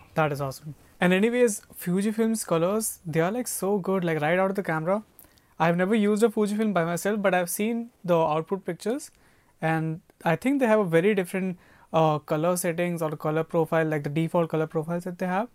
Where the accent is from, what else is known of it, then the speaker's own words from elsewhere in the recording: Faridabad, Haryana, India; moved away as an adult; now in Canada; I'm from Faridabad and my college was in Faridabad, so I never went outside. It was basically at the age of 23 only that I left my city